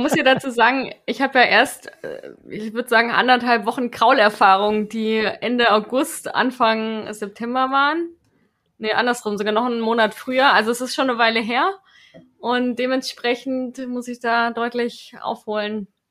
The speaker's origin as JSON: {"language": "German", "town": "Stuttgart", "region": "Baden-Württemberg", "country": "Germany", "tie": "born or raised there", "moved": "as an adult", "lives_now": "Karlsruhe, Germany", "said": "ich komme ja ursprünglich aus Stuttgart"}